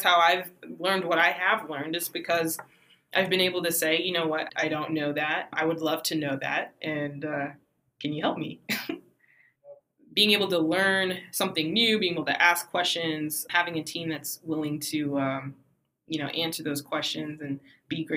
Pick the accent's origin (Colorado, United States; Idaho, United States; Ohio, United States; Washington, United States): Colorado, United States; Denver; I'm from Denver, Colorado, which is rare these days